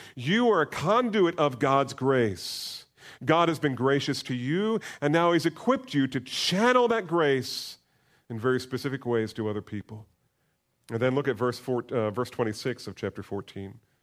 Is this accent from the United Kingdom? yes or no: no; United States; We're so American